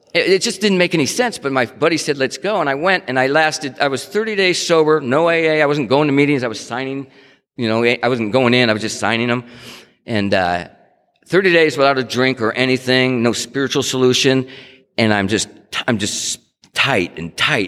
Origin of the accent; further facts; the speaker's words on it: Stockton, California, United States; moved away; also born or lived in Tucson, Arizona; I grew up in Stockton and I and then I, you know, I moved to Tucson.